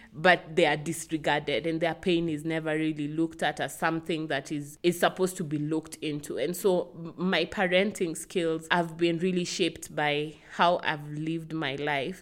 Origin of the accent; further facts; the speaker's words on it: Kisumu, Kisumu County, Kenya; I'm from Kisumu, uh, from the Luo tribe. I grew up here in Kisumu.